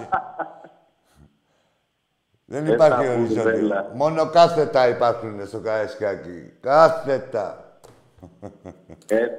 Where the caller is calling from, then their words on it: Larissa, Thessaly, Greece; από τη Λάρισα.